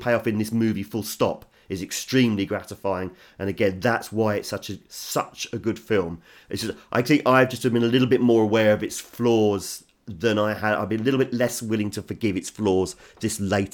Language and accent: English; England, United Kingdom; As an Englishman